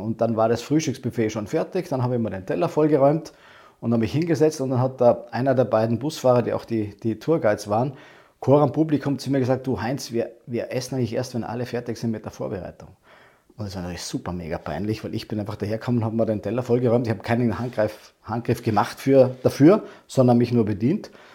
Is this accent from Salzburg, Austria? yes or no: no; Lake Constance area, western Austria, Vorarlberg, Austria; moved away as an adult; also born or lived in Vienna, Austria; Ich bin ursprünglich nicht aus Wien, ich komme aus dem Westen vom Bodensee, also Westen Österreichs.